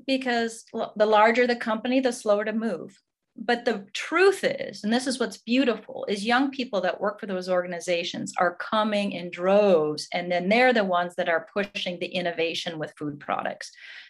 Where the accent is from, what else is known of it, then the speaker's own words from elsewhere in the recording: Minneapolis, Minnesota, United States; Yes, I was, and I'm proud to be from Minnesota, and my roots are agriculture. That's what we do here.